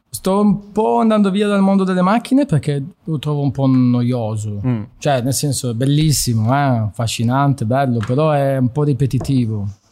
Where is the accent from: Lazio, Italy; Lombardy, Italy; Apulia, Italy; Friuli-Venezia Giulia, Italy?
Friuli-Venezia Giulia, Italy; moved away as an adult; also born or lived in Trieste / Udine; now in Milan, Italy; sono nato a Trieste, poi mi sono mosso verso il centro del Friuli. Uh, la, diciamo, sono, mi sono formato con, la, con, le mie scuole, la scuola superiore, che è una bellissima scuola, il Sello di Udine